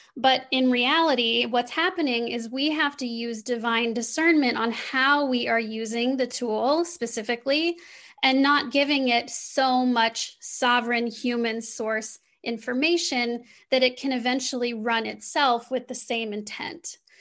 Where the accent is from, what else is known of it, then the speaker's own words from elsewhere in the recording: Midwestern United States, United States; I grew up in the Midwestern United States.